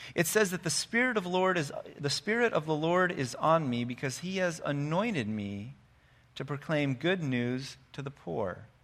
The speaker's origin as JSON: {"language": "English", "country": "United States", "said": "We're good American Christians"}